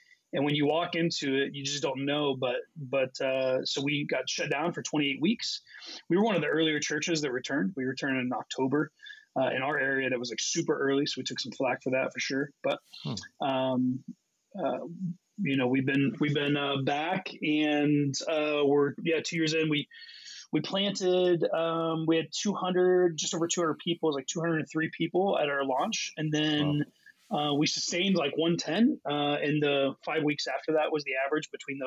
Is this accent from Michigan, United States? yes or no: no; Ohio, United States; I grew up in God's country, which is Ohio